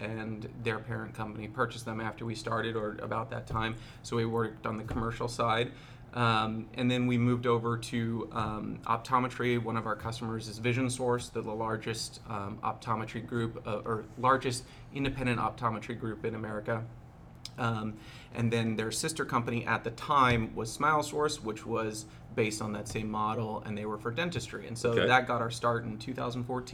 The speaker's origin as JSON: {"language": "English", "town": "Seattle", "region": "Washington", "country": "United States", "said": "I'm from Seattle"}